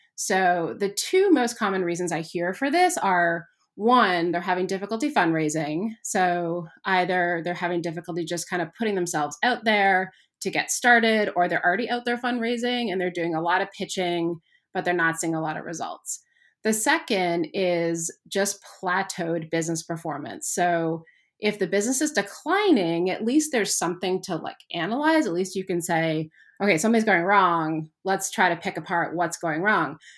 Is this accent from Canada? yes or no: yes; Canada; I grew up in Canada